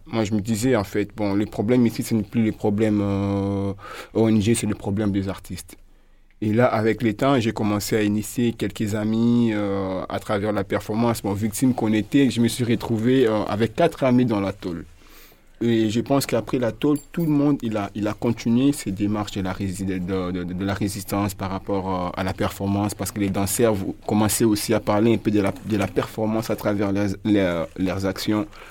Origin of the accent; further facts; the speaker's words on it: Kinshasa, DR Congo; also born or lived in Orientale Province; je suis grandi euh, à Kinshasa. Je fais mes études à Kinshasa. Je suis né dans la province orientale.